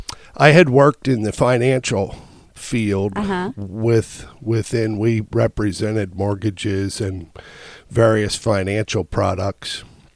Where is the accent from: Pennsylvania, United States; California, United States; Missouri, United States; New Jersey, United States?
Pennsylvania, United States; Elizabethtown; I'm from Elizabethtown.